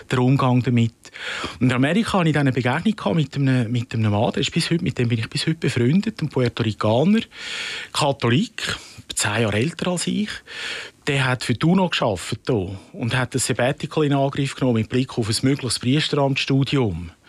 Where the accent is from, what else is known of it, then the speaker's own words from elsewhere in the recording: Rümlang, Zurich, Switzerland; Ich bin zu Römlang, wo ich aufgewachsen bin, früh sozialisiert worden, kirchlich gut.